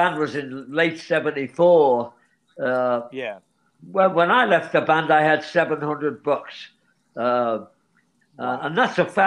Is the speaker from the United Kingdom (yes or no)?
yes; Liverpool, North West England, United Kingdom; we grew up in Liverpool